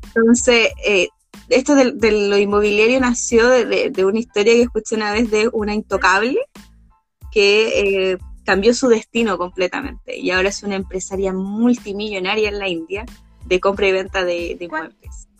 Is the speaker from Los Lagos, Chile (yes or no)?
no; Santiago, Santiago Metropolitan Region, Chile; yo que he vivido gran parte de mi vida en la zona norte de este país, en la zona un poco más urbana de la zona norte